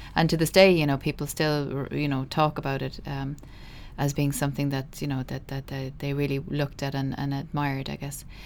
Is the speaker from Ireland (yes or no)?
yes; Midleton, Munster, Ireland; I grew up in Middleton, uh, in Cork.